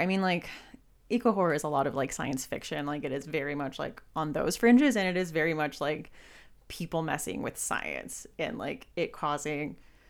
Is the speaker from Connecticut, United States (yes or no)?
no; Southern California, United States; now in Western Pennsylvania, United States; I live in like Western Pennsylvania now, which is like very woodsy, but I grew up in Southern California